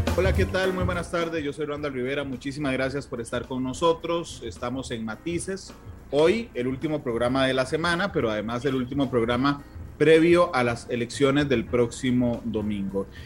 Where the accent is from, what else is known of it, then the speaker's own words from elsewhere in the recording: Costa Rica; cómo somos los ticos